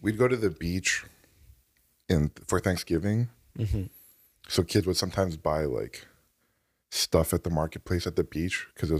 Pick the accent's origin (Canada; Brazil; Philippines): Canada; So that was what it was like growing up in Canada.